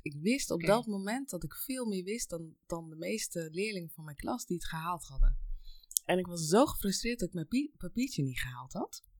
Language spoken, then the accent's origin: Dutch; Noorden, South Holland, Netherlands; also born or lived in Colombia; Ik kom uit eh, ehm, Noorden en dat is een heel klein plaatsje eh, in, bij de Nieuwkoopse helemaal in het weiland, vrij en vol natuur. En ik ben geboren in Colombia.